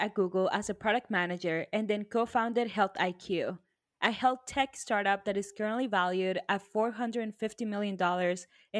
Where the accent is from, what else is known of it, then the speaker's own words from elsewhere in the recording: Silicon Valley, California, United States; I also grew up in Silicon Valley.